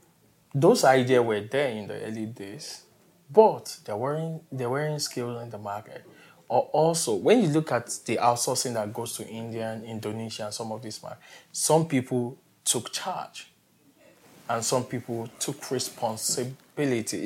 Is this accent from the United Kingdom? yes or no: no; Nigeria; also born or lived in Lagos / Kigali / Austin; I'm from Nigeria, and I live almost everywhere.